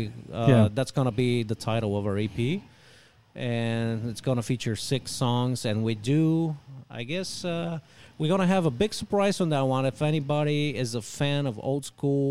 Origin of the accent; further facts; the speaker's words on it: Bulgaria; now in Houston, United States; I'm originally actually from Bulgaria, but I've lived here for over 30 years